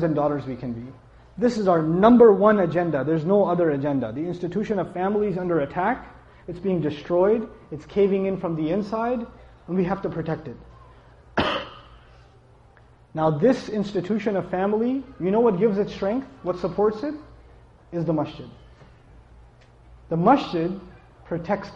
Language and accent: English; New York, United States; I come from New York